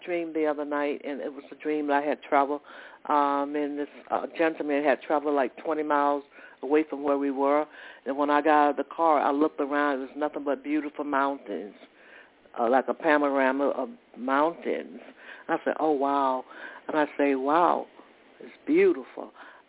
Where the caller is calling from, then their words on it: Georgia, United States; I'm calling from Georgia.